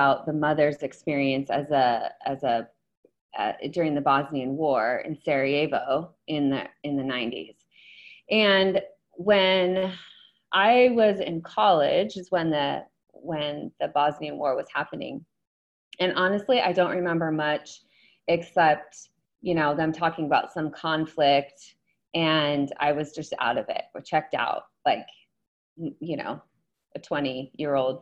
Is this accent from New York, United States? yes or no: yes; New York, United States; I grew up on the East Coast in New York and upstate, and I was picturing like the basement I had growing up